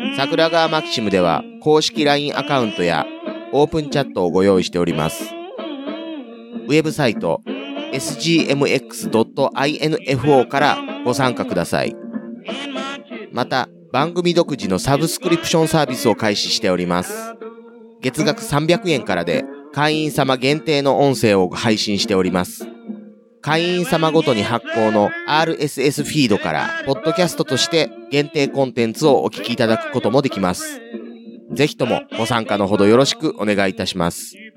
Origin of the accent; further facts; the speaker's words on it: Kansai, Japan; accent: Kansai-ben; 僕どっちかというと関西弁でもイントネーションつけちゃう方